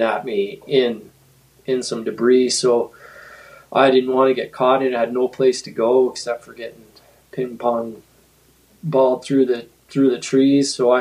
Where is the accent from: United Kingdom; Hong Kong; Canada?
Canada; Northern Ontario; now in Williams Lake, Canada; I grew up skiing in Northern Ontario